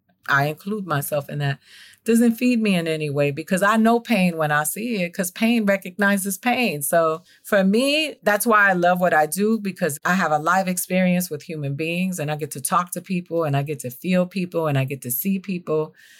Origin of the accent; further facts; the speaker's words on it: Miami, Florida, United States; I'm from Miami too